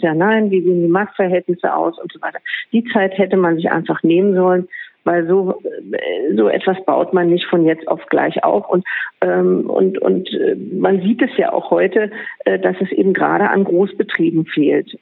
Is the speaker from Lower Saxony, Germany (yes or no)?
no; Berlin, Germany; ich bin Berlinerin, ich gehöre zur Ur sozusagen Einwohnerschaft